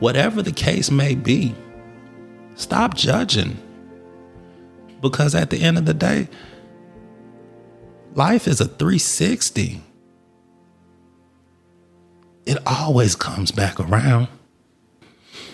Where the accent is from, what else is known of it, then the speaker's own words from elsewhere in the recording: Atlanta, Georgia, United States; I grew up in Atlanta